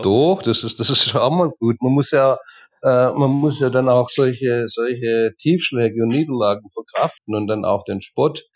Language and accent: German; Reutlingen, Baden-Württemberg, Germany; moved away as an adult; also born or lived in Allgäu; now in Turkey; Ja, also ursprünglich komme ich aus Dägerschlacht. Dägerschlacht ist ein Vorort von Reutlingen. Und dort habe ich meine Jugend, meine Kindheit und die ersten Jahre meines Erwachsenenlebens verbracht.